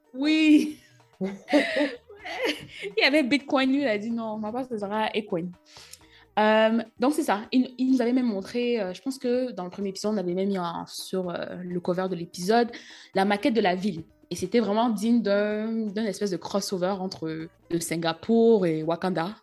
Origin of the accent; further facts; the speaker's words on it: Cameroon; moved away; en grandissant au Cameroun